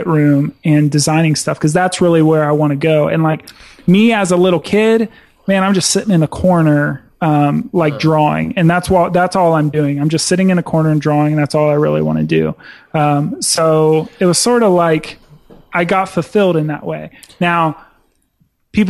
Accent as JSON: {"language": "English", "town": "Dayton", "region": "Ohio", "country": "United States", "said": "I'm from Dayton, Ohio, man. Like, we're a manufacturing town."}